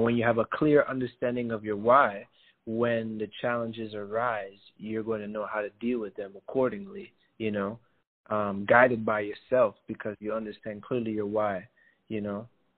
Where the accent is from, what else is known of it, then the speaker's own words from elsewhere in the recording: Eritrea; also born or lived in Burundi / Senegal; I'm from Eritrea and Burundi, originally born in Senegal.